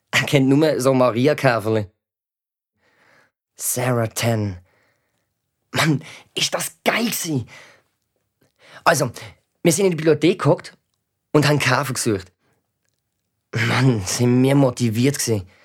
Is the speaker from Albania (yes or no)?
yes; Albania; German is a second language; now in Switzerland; Also von dort, wo unsere Familie herkommt. Ich komme aus Albanien.